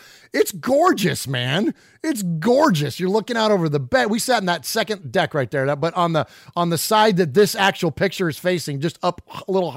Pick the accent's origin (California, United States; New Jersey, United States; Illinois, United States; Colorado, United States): California, United States; Bay Area; I grew up again in the Bay Area, not in Oakland itself